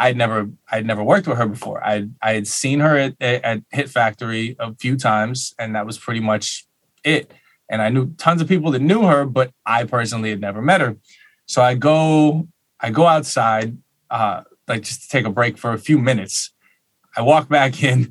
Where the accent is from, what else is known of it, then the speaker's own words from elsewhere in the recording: Miami, Florida, United States; now in Fort Lauderdale, United States; I'm from Miami. I'm born and raised in Miami, like Sky Lake, Aventura, Hallandale